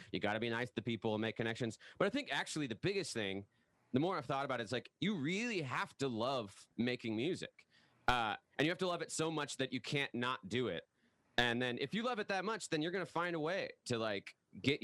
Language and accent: English; the Northwest, Pacific Northwest, United States; I'm from the Northwest